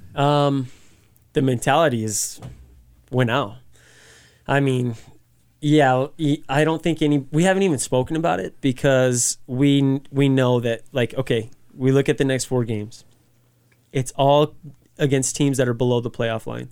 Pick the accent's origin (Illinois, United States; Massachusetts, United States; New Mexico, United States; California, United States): New Mexico, United States; Las Cruces; moved away as an adult; also born or lived in Colorado Springs; I'm from Las Cruces, like, it, it's home. New Mexico is home